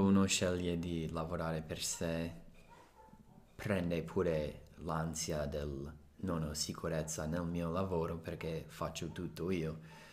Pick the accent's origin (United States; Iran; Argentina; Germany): United States; Italian is a second language; now in Italy; sono americano